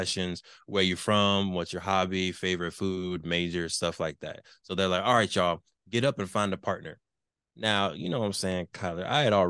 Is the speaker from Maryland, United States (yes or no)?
no; Canoga Park, California, United States; also born or lived in Tarzana / Seattle; I've spent most of my life in the San Fernando Valley around the Canoga Park area, Winneka area. Spent a little bit of my life in Tarzana for elementary school. Lived in Seattle for, I think, a year or 2 years when I was young